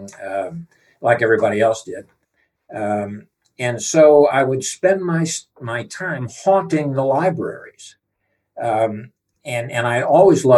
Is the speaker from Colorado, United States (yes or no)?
no; southeast Missouri, United States; I grew up in the south central part of the United States in Missouri, southeast Missouri